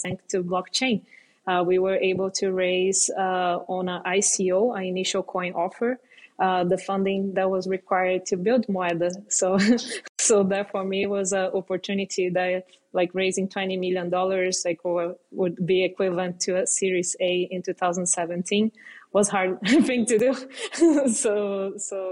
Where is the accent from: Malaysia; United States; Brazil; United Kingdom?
Brazil; growing up in Brazil